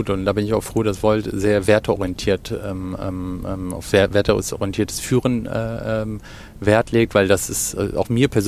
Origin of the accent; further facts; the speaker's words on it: Cologne, North Rhine-Westphalia, Germany; bin gebürtig aus Köln, ähm, in Köln auch äh, aufgewachsen